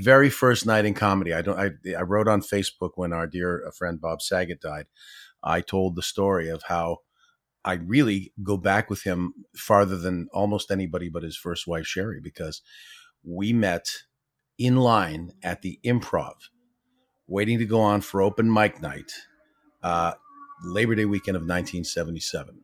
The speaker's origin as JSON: {"language": "English", "town": "Ottawa", "region": "Ontario", "country": "Canada", "tie": "born or raised there", "also_born_or_lived": "Toronto"}